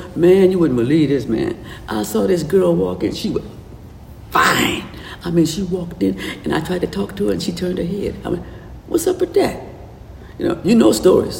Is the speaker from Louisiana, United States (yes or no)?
yes; New Orleans, Louisiana, United States; I was born in New Orleans, and everybody down south had a front porch.